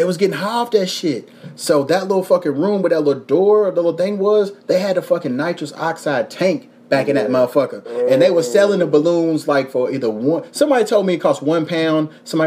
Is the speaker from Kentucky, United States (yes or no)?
yes; Louisville, Kentucky, United States; now in Los Angeles, United States; I'm from Louisville. I'm from Kentucky